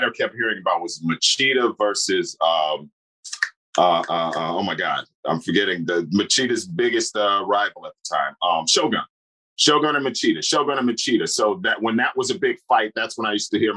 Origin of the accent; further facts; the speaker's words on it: Chicago, Illinois, United States; moved away as an adult; also born or lived in New York; now in Los Angeles, United States; Right now, I'm in Chicago, my hometown, hanging out for a little while. But I'm based in L.A.